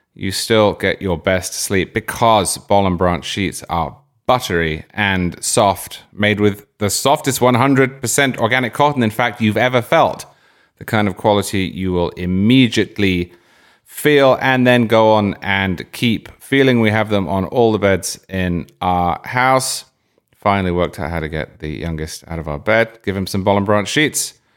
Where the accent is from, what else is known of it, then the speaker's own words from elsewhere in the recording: Cambridge, East of England, United Kingdom; moved away; also born or lived in Oxford; I grew up in Cambridge, I went to university in Oxford